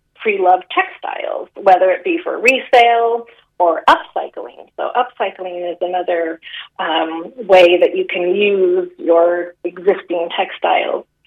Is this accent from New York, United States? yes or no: no; San Francisco, California, United States; accent: American; moved away as an adult; now in Galway, Ireland; I'm from San Francisco